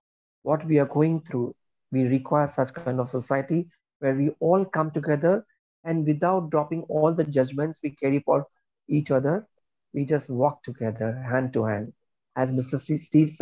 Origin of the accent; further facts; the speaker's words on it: India; I am Indian